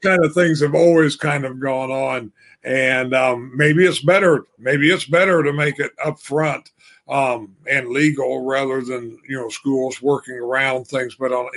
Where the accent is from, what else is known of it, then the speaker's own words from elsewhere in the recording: Illinois, United States; I grew up in Illinois